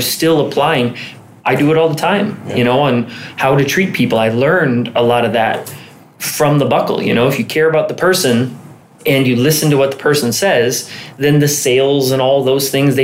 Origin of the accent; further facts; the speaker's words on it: Alexandria, Minnesota, United States; now in Lake Elmo, United States; I'm from Alexandria, Minnesota